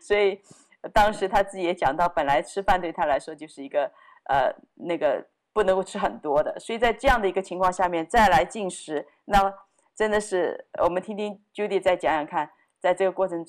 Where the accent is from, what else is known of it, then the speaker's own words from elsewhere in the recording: China; 哎，我们中国人为什么要为以色列祷告哈？